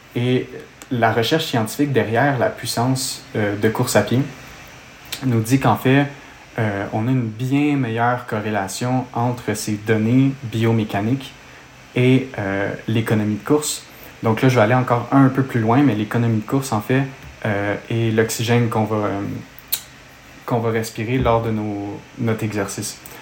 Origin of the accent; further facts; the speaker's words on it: Montreal, Quebec, Canada; accent: Québécois; je viens de Montréal, au Canada, donc d'où vient mon, mon, accent québécois